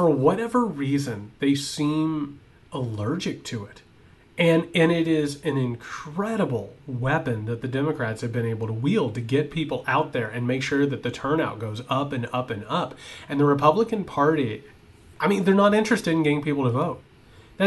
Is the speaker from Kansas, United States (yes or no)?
no; Indiana, United States; I'm from Indiana